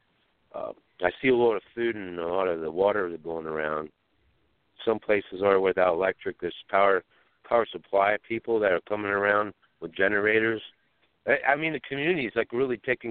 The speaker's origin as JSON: {"language": "English", "region": "Pennsylvania", "country": "United States", "said": "I'm from Pennsylvania. I'm in West Virginia."}